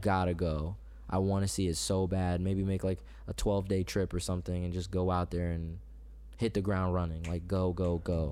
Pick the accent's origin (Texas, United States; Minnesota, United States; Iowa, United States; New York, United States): Iowa, United States; Clinton; also born or lived in Tacoma, Washington; I grew up in, uh, D, uh, Clinton, actually